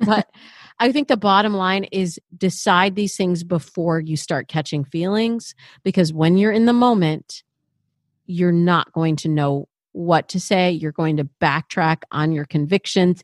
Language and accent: English; Michigan, United States; I'm from Michigan